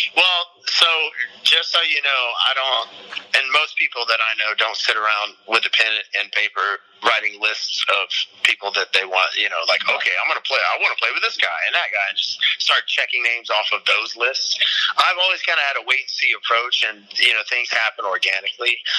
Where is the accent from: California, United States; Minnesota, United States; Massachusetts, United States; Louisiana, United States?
Louisiana, United States; Shreveport; a couple of organizations in my hometown in Shreveport.